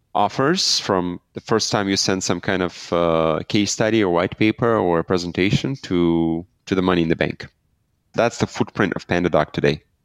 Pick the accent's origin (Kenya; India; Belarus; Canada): Belarus; I'm from Belarus